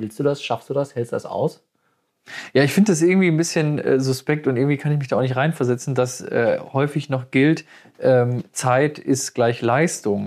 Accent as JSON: {"language": "German", "area": "Ruhr area", "region": "North Rhine-Westphalia", "country": "Germany", "said": "wir kommen ja aus dem Ruhrgebiet"}